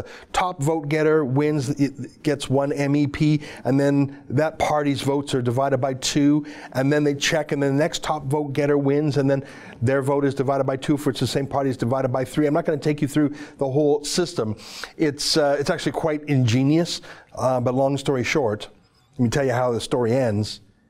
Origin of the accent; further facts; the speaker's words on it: Canada; we're foreigners in the UK. I'm a Canadian, so I can't vote, I can't donate.